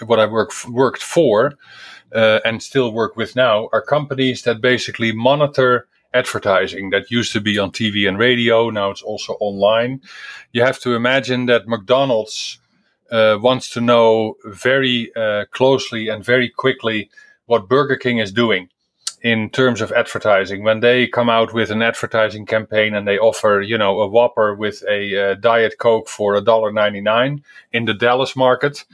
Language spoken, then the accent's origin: English; Netherlands; moved away; I am originally from the Netherlands